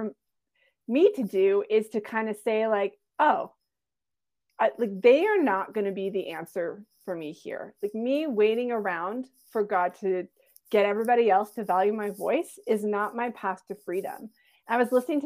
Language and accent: English; Canada; also born or lived in Alberta; I'm from Canada. I live in Alberta, close to Banff and the Rockies